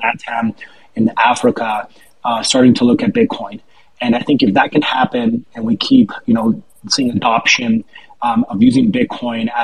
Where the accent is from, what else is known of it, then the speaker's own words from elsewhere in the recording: Colombia; I'm originally from Colombia. I'm actually here right now